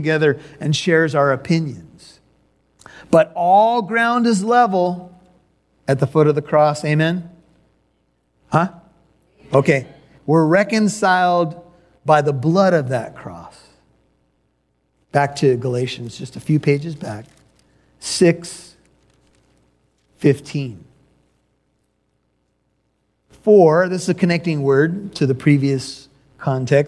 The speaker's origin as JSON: {"language": "English", "region": "California", "country": "United States", "tie": "born or raised there", "also_born_or_lived": "Chicago, Illinois", "said": "We relocated to California from Chicago."}